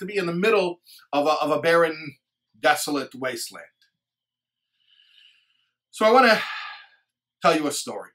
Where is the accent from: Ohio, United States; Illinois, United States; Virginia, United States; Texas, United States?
Illinois, United States; Chicago; I'm from Chicago